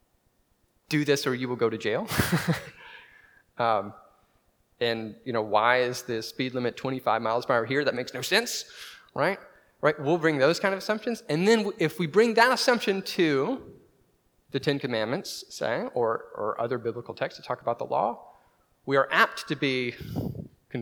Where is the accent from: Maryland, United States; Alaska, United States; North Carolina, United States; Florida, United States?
North Carolina, United States; now in Waco, United States; I'm from North Carolina